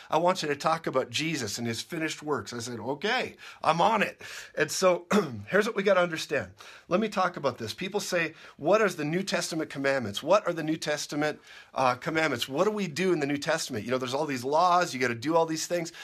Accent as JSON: {"language": "English", "region": "Minnesota", "country": "United States", "tie": "born or raised there", "said": "I grew up in Minnesota"}